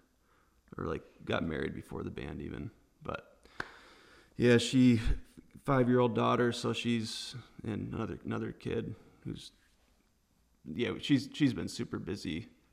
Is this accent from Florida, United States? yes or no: no; Chelsea, Michigan, United States; we're all from Chelsea